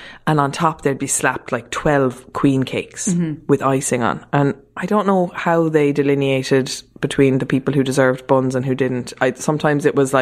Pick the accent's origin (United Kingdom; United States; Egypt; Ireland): Ireland; Mallow, Munster; moved away as an adult; also born or lived in Germany / Dublin; we moved to Mallow so my mum could work after we moved back from Germany